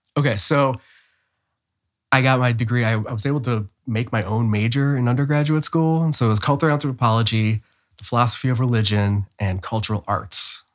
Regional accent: Cleveland, Ohio, United States; moved away as an adult; also born or lived in Bay Area, California; now in Austin, United States; was born and raised in Cleveland, Ohio, and will never take the Cleveland out of me

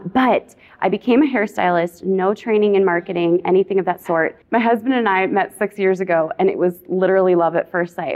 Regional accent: Minnesota, United States; Born and raised in Minnesota.

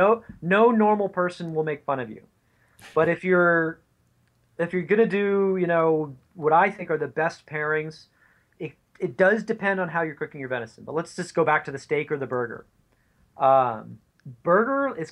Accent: East Coast, United States; now in California, United States; I grew up on the East Coast. And even though I live in California

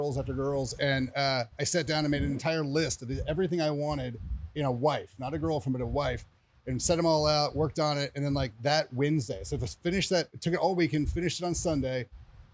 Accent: Oklahoma, United States; moved away as an adult; now in Frisco, United States; I'm in Frisco, Texas, originally from Oklahoma, but I've been in Texas for about 20 years

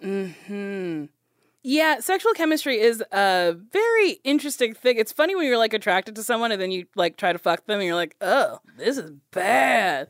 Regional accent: Middletown, New Jersey, United States; I'm from Middletown, New Jersey.

